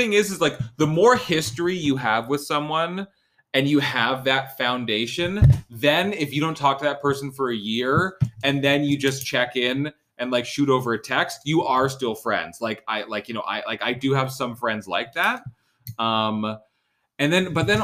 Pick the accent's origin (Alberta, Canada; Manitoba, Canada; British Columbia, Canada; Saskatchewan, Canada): British Columbia, Canada; Vancouver; I fucking live 20 minutes from this college. Like, I'm not an international student. I'm not from Ontario. I didn't move fucking anywhere.